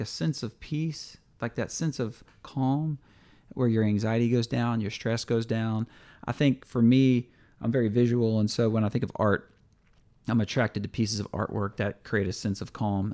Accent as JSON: {"language": "English", "region": "Louisiana", "country": "United States", "said": "we're from Louisiana, L S U fans"}